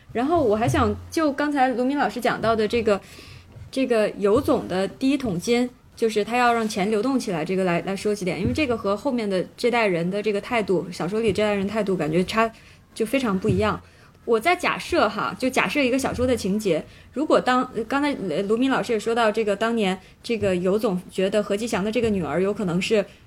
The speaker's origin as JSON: {"language": "Chinese", "town": "Shenyang", "region": "Liaoning", "country": "China", "said": "我作为一个沈阳人"}